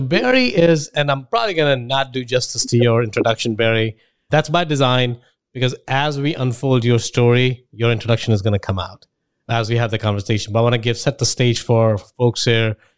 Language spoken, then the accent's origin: English; India; moved away as an adult; now in United States; I grew up in India, and then spent about 22 years there